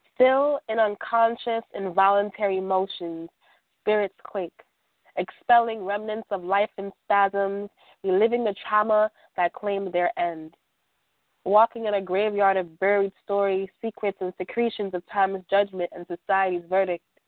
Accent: New York City, New York, United States; I'm from Brooklyn, New York.

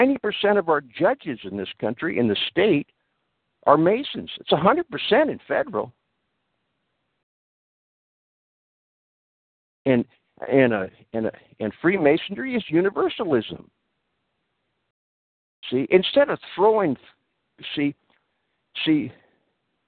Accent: United States; In America, I'm an American, and I live side by side with Catholics.

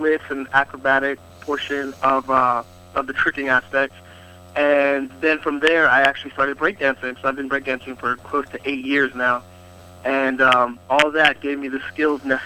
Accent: North Carolina, United States; I was in my home state, North Carolina

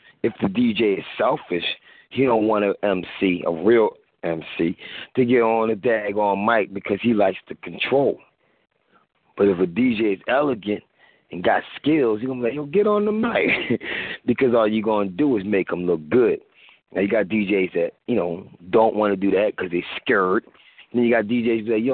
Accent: East Coast, United States; I'm from East Coast

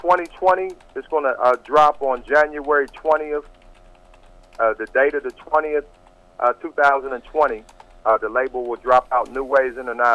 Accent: Columbus, Ohio, United States; I'm from Columbus, Ohio

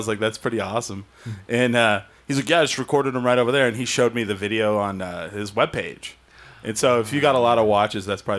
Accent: New Mexico, United States; I grew up 9 miles from the Texas border my entire life till I moved here.

